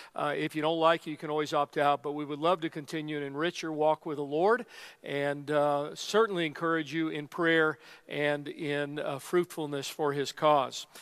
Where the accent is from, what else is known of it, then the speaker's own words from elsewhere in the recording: Colorado, United States; we're from Colorado